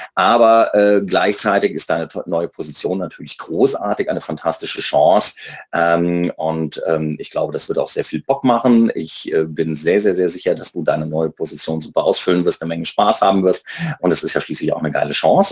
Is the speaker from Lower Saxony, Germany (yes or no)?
yes; Göttingen, Lower Saxony, Germany; Ich komme ja aus Göttingen, deswegen ist es für mich ähm, äh, ein, ein Zurück in meine Heimatregion